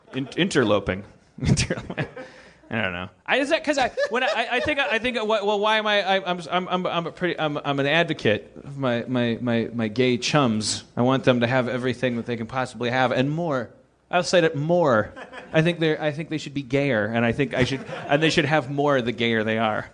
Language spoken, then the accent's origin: English; Milwaukee, Wisconsin, United States; I'm from Milwaukee.